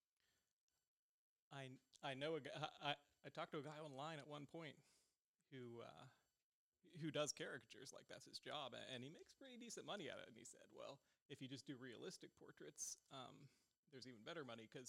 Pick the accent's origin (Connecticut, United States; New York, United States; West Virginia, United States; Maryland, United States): West Virginia, United States; moved away as an adult; now in Knoxville, United States; I've lived in Knoxville the past 5 years. Originally, I'm from West Virginia